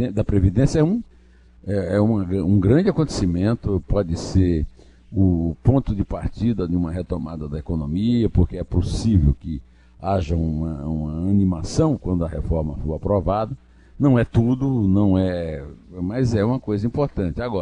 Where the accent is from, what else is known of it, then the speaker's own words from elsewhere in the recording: Paraíba, Brazil; now in São Paulo, Brazil; Eu, por exemplo, sou paraibano, voto em São Paulo